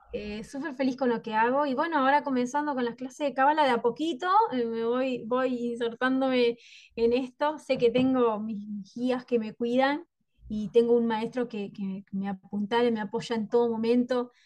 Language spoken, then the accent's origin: Spanish; Concepción del Uruguay, Entre Ríos, Argentina; yo soy de Concepción del Uruguay, Entre Ríos, Argentina.